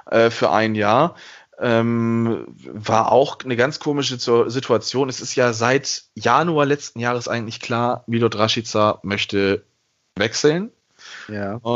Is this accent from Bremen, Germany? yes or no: yes; Bremen, Germany; Und man fragt sich so als Bremer dann, okay, ja, Klaasen geht, dann wird ja aber noch was kommen müssen